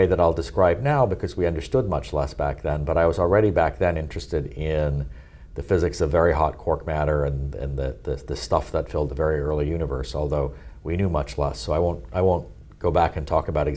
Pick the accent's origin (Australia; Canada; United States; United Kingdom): Canada; Toronto, Ontario; also born or lived in Munich, Germany; I grew up in Toronto, Canada